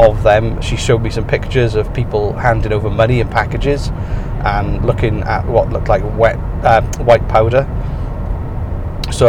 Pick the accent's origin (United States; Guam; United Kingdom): United Kingdom; moved away as an adult; now in Canada; British people do drink more